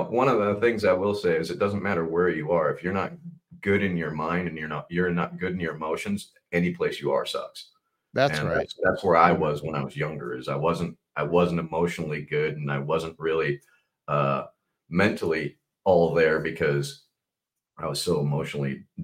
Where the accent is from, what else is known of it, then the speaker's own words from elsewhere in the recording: West Coast, United States; also born or lived in Chicago, United States / Minnesota, United States / Seattle, United States; I was born in Chicago and then quickly moved to Minnesota. And I did first three years of school in Minnesota, so third grade. And then I moved out to the West Coast, and I've been on the West Coast pretty much ever since